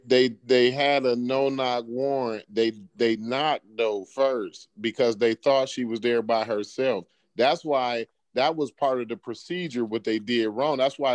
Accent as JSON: {"language": "English", "town": "Charleston", "country": "United States", "said": "I'm from Charleston."}